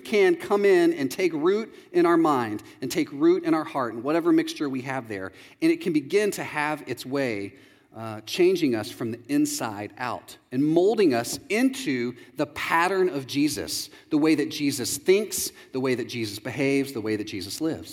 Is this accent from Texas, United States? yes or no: yes; Texas, United States; moved away as an adult; also born or lived in Chicago; I'm from Texas